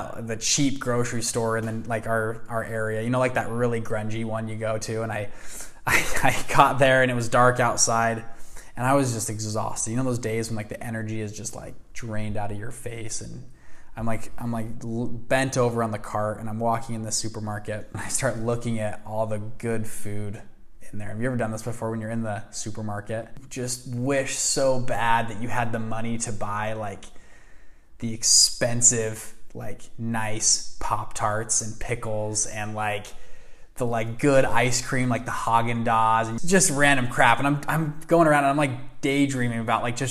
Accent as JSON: {"language": "English", "country": "United States", "tie": "born or raised there", "said": "I was born in America"}